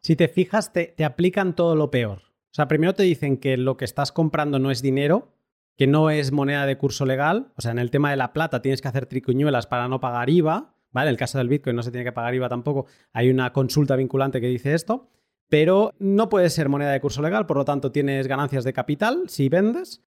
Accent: Catalonia, Spain; yo como buen catalán que soy

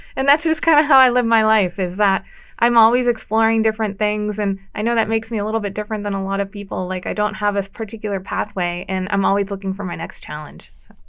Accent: Erie, Pennsylvania, United States; also born or lived in Washington, D.C.; I grew up in Erie

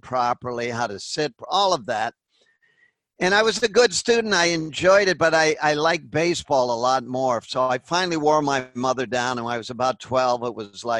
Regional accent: Natick, Massachusetts, United States; also born or lived in Boston; I grew up in a blue collar area about called Natick, Massachusetts, 18 miles west of Boston

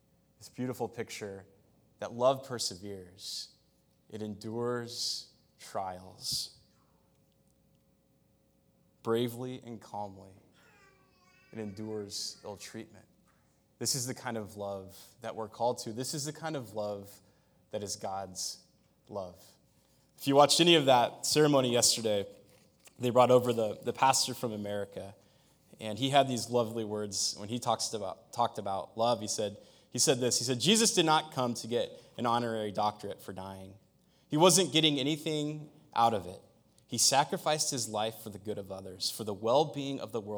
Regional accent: United States; I'm an American.

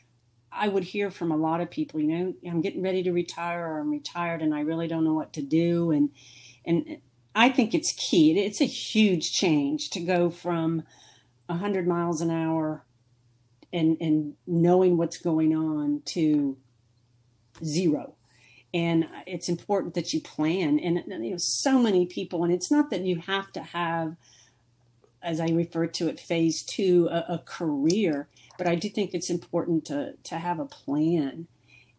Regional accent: East Coast of Florida, United States; I grew up on the East Coast of Florida

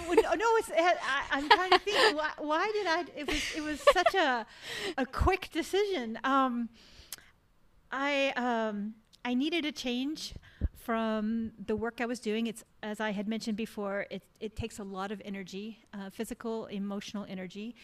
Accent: Texas, United States; moved away; growing up in Texas, I was a dancer in Texas.

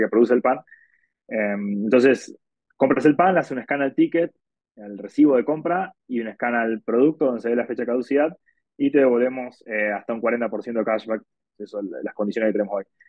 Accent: Argentina; now in Mexico City, Mexico; soy argentino

